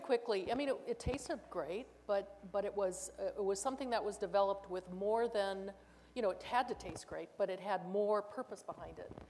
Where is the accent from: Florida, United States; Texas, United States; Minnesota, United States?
Minnesota, United States; I grew up in Minnesota